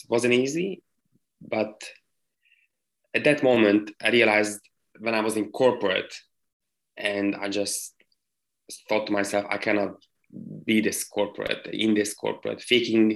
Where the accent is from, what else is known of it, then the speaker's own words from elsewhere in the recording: Hungary; moved away as an adult; also born or lived in London / United States; I left my home country. Which is Hungary.